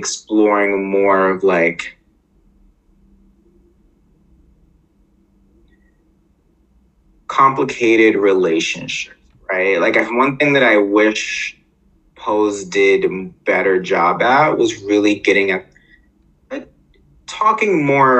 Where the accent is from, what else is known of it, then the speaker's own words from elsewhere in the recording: New York City, New York, United States; I grew up in Harlem